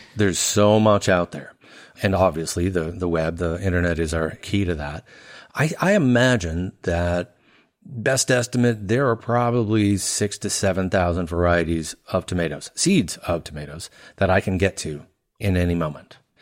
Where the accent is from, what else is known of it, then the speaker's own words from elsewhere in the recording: Louisiana, United States; moved away as an adult; also born or lived in Chicago / Pasadena; I grew up in Louisiana most of my life